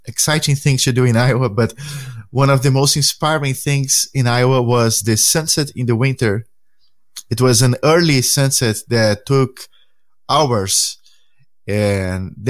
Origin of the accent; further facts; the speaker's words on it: Santos, São Paulo, Brazil; English is a second language; moved away; Ponta da Praia is the neighborhood where I grown up as a kid.